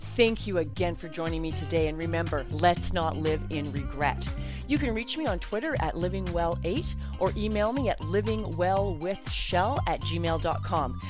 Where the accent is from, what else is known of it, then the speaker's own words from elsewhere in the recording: Canada; I'm Canadian